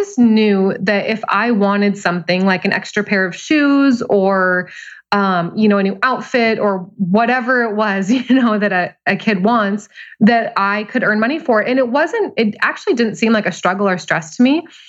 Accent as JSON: {"language": "English", "town": "Billings", "region": "Montana", "country": "United States", "tie": "born or raised there", "lives_now": "Seattle, United States", "said": "Billings, Montana."}